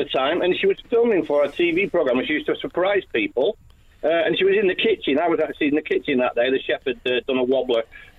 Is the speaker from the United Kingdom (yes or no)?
yes; Preston, North West England, United Kingdom; I'm from Preston.